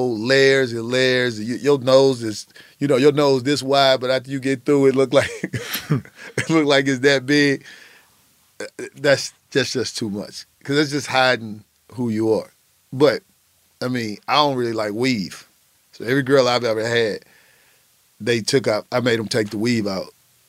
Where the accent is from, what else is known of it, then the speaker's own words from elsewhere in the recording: Midwest, United States; I grew up in the Midwest